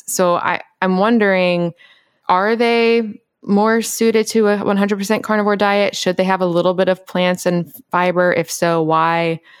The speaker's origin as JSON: {"language": "English", "town": "Memphis", "region": "Tennessee", "country": "United States", "tie": "born or raised there", "said": "I grew up in Memphis."}